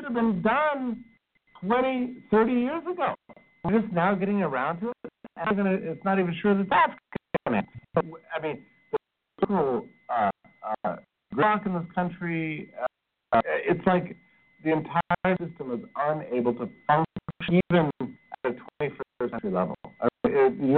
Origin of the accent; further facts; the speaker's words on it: United States; as an American